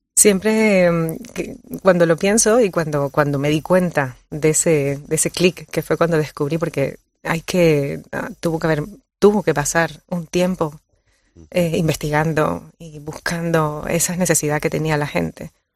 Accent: Colombia; now in Canary Islands, Spain; nací en Colombia y llevo 20 años ya viviendo en, Canarias

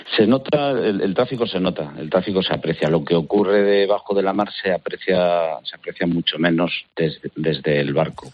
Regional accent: A Coruña, Galicia, Spain; Soy gallego de La Coruña

